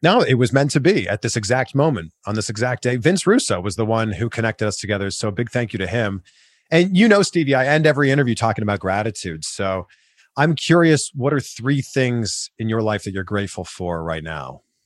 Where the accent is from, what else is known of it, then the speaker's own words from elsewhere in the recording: Pickering, Ontario, Canada; moved away as an adult; also born or lived in Vancouver / Toronto / Cleveland / Miami; now in Los Angeles, United States; I moved from my hometown, Pickering, Ontario, Canada, to Vancouver, to Toronto, to Cleveland, to Miami, to Fort Lauderdale, to Cincinnati, and now I live in Los Angeles